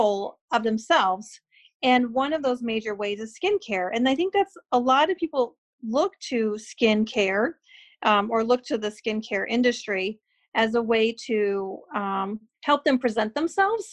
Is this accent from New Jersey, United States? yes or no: no; Phoenix, Arizona, United States; also born or lived in Lansing, Michigan / Grand Rapids, Michigan; now in Michigan, United States; growing up in Phoenix